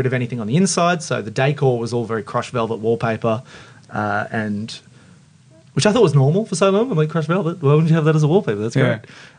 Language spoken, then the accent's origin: English; Queensland, Australia; also born or lived in Mount Isa / Emerald / Townsville / Brisbane; Brizzy. Brio. Well, Queensland.